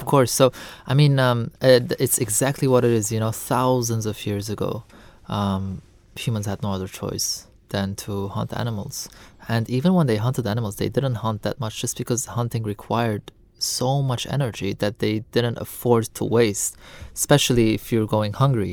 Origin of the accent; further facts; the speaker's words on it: Lebanon; I'm born and raised in Lebanon